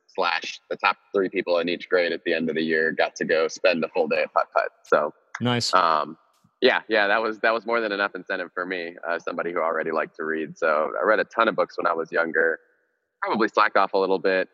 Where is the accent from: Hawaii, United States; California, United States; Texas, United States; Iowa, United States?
Texas, United States; Houston; also born or lived in Cameroon; I was born in Cameroon, West Africa, uh, in the early '90s. Moved to the states when I was real young, um, and was raised in Texas for the most part, Houston, Texas